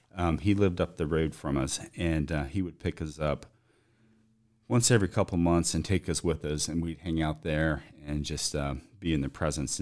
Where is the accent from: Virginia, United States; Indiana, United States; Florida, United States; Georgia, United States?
Virginia, United States; Waynesboro; I'm from Waynesboro, Virginia. Graduated from Waynesboro High School. And shortly after that, I moved to Greenville with my folks in Augusta County.